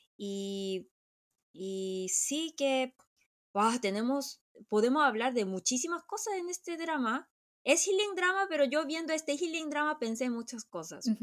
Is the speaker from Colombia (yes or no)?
no; Chile; moved away; also born or lived in South Korea; porque yo crecí en Chile